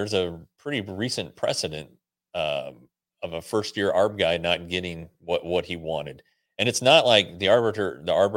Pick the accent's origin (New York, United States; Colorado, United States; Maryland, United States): Colorado, United States; moved away; the great state of Colorado, my home state